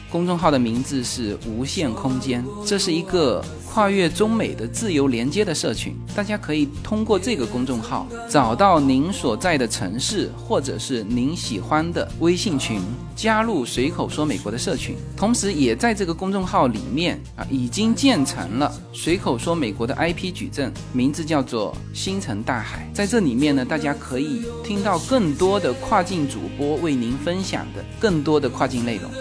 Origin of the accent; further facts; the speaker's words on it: southern China, China; moved away as an adult; now in United States; 我作为南方人哈